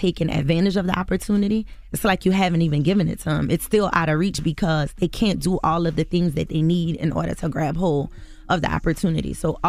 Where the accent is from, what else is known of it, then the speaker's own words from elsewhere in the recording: the South, United States; we're from the South.